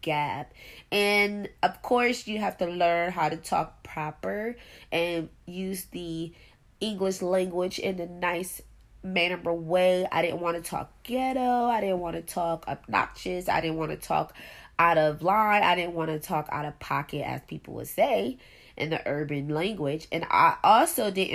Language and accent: English; Buffalo, New York, United States; I am from Buffalo, New York.